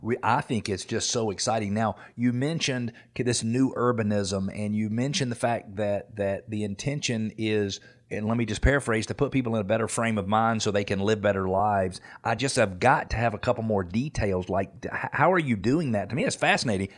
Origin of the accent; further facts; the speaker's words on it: Atlanta, Georgia, United States; I'm from Atlanta, so I remember when we started building movie studios